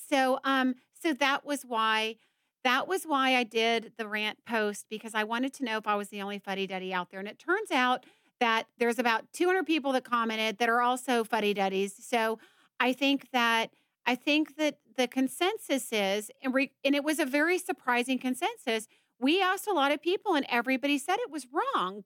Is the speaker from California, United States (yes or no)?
no; Georgia, United States; I'm from Georgia